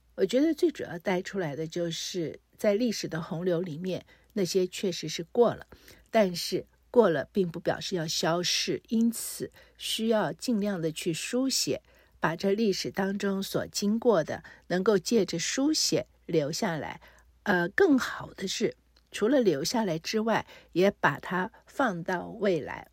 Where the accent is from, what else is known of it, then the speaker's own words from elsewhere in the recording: Taiwan; 我虽然在台湾出生，可是父母都是从大陆来台